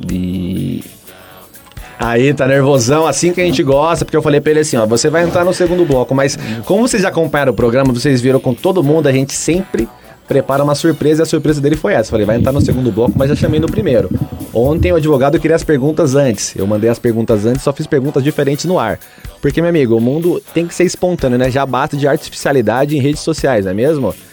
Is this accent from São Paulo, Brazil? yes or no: no; Lagoa Seca, Paraíba, Brazil; Não, sou paraibano, sou de uma cidadezinha chamada Lagoa Seca, tem 30 mil habitantes